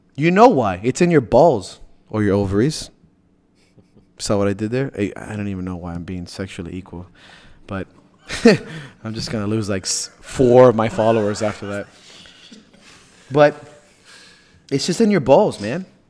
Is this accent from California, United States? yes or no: no; Miami, Florida, United States; I'm from Miami